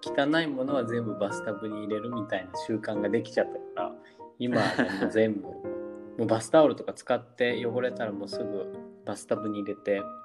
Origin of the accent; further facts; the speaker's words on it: Japan; 自分たち日本人